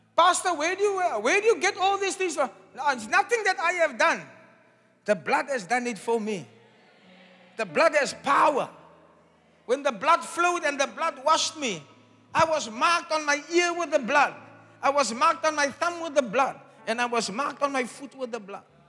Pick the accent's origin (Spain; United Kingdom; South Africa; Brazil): South Africa; I'm a South African.